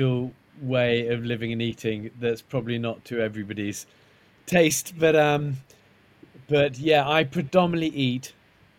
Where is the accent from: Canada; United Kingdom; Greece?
United Kingdom; Isle of Wight, South East England; I was brought up in the Isle of Wight